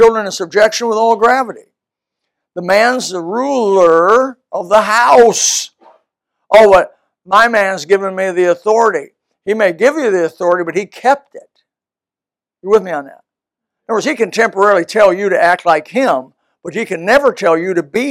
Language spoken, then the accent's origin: English; United States; there was 5 guys, 5 of us Americans